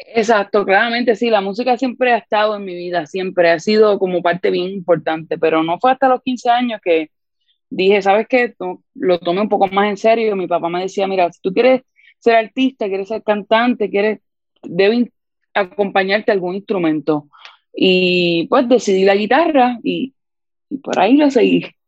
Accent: San Juan, Puerto Rico; soy de San Juan, Puerto Rico

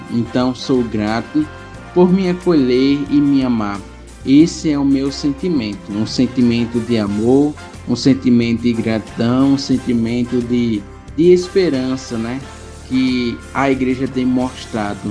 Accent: Belém de Maria, Pernambuco, Brazil; sou natural da cidade de Belém de Maria

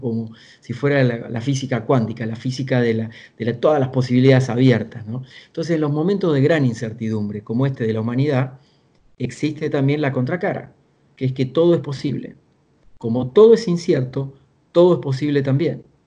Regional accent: small town in the interior of Argentina, Buenos Aires Province, Argentina; moved away; vengo de una familia de origen muy humilde, del interior de Argentina, de un pueblo muy pequeño, de 8.000 habitantes, unos, unos 300 kilómetros al sur de la ciudad de Buenos Aires. Y ahí tuve que empezar a trabajar de muy chico

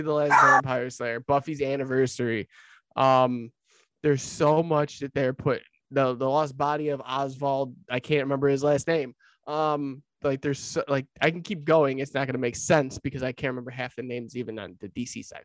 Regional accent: Lockport, Illinois, United States; moved away; my old hometown of Lockport, Illinois

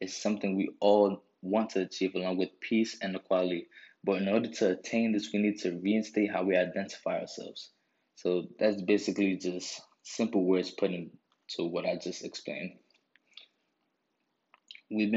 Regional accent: New York City, New York, United States; I'm a kid from New York. I grew up in the Bronx

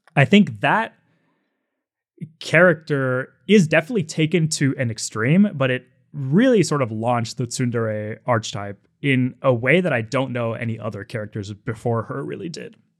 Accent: Seattle, Washington, United States; I grew up in Seattle

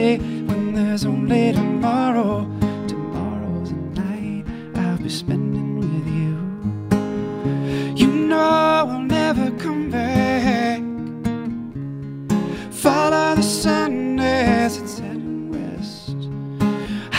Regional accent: Cleveland, Ohio, United States; moved away as an adult; now in Los Angeles, United States; I grew up in Cleveland, Ohio

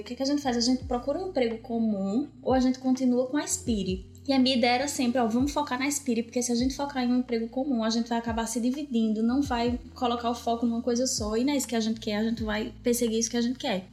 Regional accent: Brazil; moved away as an adult; desde que a gente saiu do Brasil

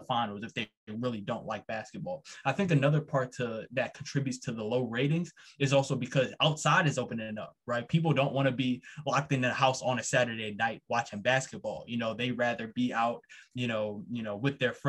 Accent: Baltimore County, Maryland, United States; I was born and raised in Baltimore County

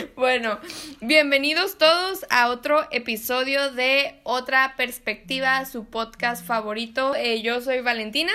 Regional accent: Mexico; somos mexicanos

